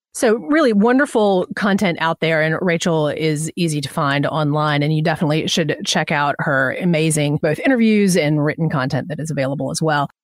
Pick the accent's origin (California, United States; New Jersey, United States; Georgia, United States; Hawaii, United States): Georgia, United States; Atlanta; I'm from Atlanta